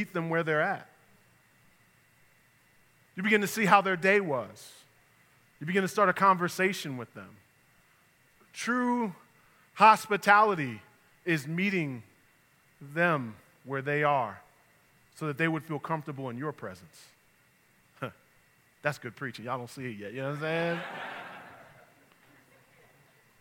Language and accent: English; New York, United States; moved away; also born or lived in the South (US); I'm from New York, but I was in the South for 19 years